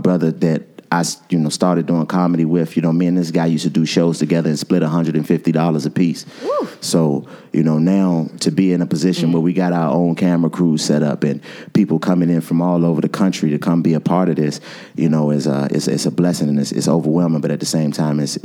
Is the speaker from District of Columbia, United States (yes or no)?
yes; Washington, District of Columbia, United States; moved away as an adult; also born or lived in Winston-Salem; I'm from Washington, D.C., born and raised